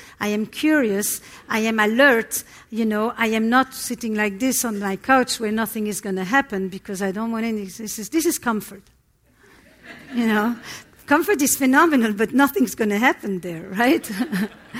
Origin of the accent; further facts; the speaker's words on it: Antwerp, Flanders, Belgium; I come from Antwerp, Belgium. It's Flemish Belgium. And I come from a community that is all Holocaust survivors